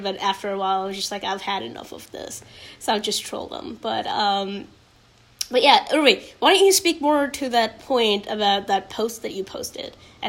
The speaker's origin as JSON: {"language": "English", "region": "New Jersey", "country": "United States", "said": "oh, I'm still from Jersey."}